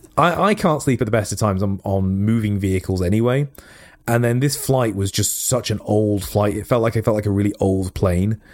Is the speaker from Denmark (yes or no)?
no; United Kingdom; as British, we are